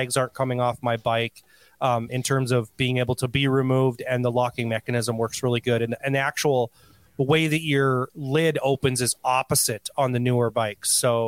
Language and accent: English; Canada; When I said I'm Native Canadian, I meant to say I'm what you would call Native American, but I'm from Canada, which simply means I'm an Indian.